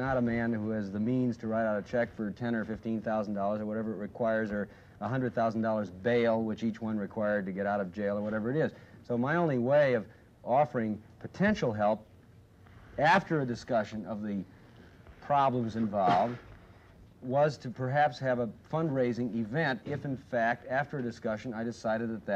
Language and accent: English; Chicago, Illinois, United States; I come from Chicago